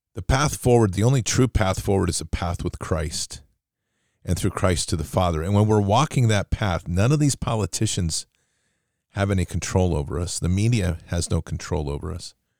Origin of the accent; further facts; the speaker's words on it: United States; as an American